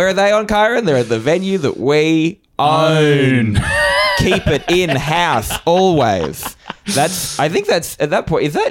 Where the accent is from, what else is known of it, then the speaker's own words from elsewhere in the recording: Australia; Yeah, I'm Australian.